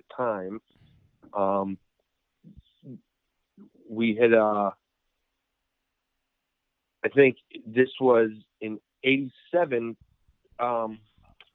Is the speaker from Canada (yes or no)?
no; New York City, New York, United States; growing up in New York